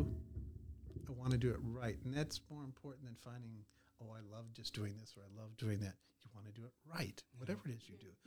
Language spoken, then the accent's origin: English; Chicago suburbs, Illinois, United States; now in Greene County, United States; I grew up in the Chicago suburbs.